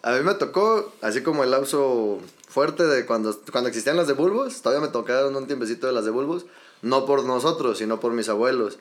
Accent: Mexico City, Mexico; now in Los Altos de Jalisco, Mexico; Yo soy de la Ciudad de México, viejo. Nada más que ya tengo tiempo residiendo por acá

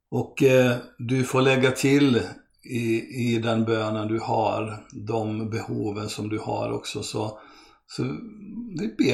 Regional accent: Brazil; born there; Jag är eh, svensk, född av svenska föräldrar och eh, brasilianare för att jag föddes i Brasilien.

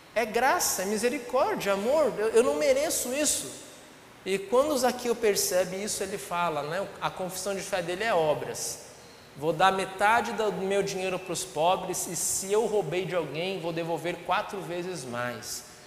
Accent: Brazil; eu sou brasileiro

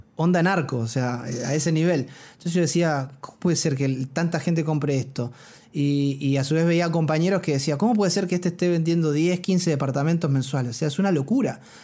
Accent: Argentina; moved away as an adult; now in Chile; yo, un, un, un, argentino que vino sin nada

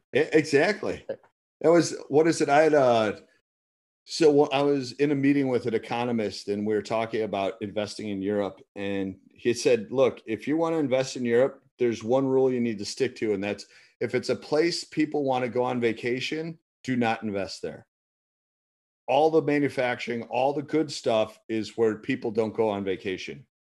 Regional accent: United States; as an American trying to do business when I was there

